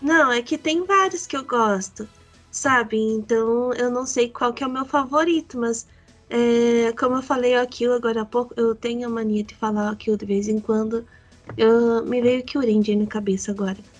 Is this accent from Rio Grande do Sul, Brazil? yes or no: no; Paraná, Brazil; eu sou do Paraná